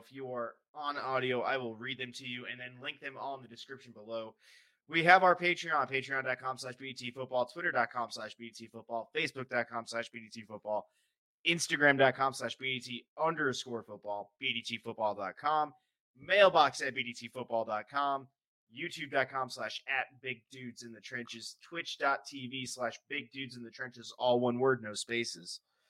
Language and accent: English; Canada; I'm Canadian.